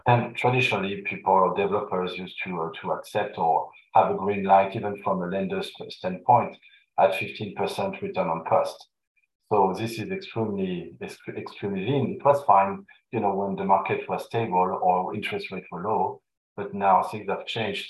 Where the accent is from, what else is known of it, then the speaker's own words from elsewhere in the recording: Paris, Île-de-France, France; accent: French; English is a second language; moved away as an adult; also born or lived in Vancouver / Montreal; now in Canada; born and raised in Paris, and uh, moved to Canada 22 years ago